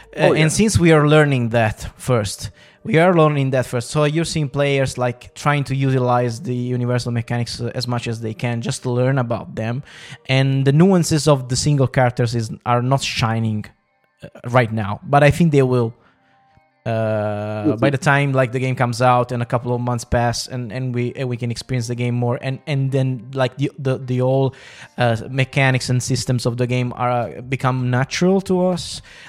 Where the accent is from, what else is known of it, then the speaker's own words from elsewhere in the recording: United Kingdom; I'm fucking British, you know